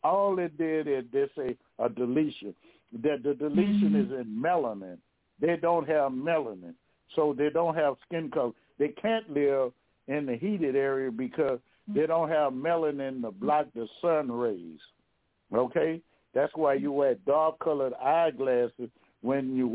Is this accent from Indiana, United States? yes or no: no; Louisiana, United States; I'm from Louisiana now